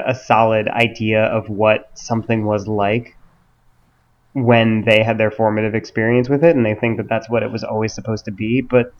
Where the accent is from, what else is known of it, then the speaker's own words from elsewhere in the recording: New York City, New York, United States; I'm from New York City, more or less